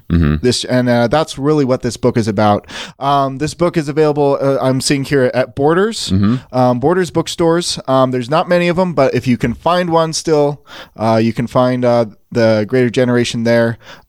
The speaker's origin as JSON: {"language": "English", "town": "Hollywood", "region": "California", "country": "United States", "said": "No, man. Like, I'm vacationing. I'm from Hollywood."}